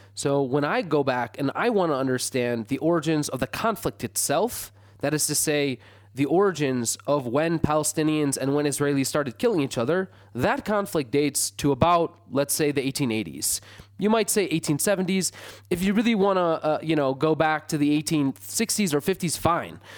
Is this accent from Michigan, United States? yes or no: yes; Michigan, United States; I grew up in Michigan